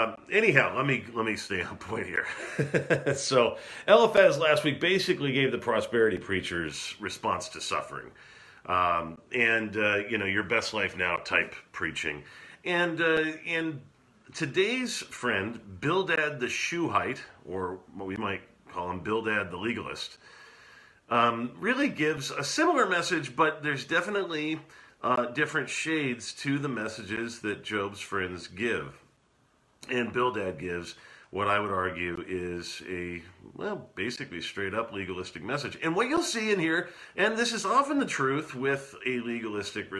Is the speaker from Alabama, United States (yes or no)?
no; California, United States; moved away; my hometown in California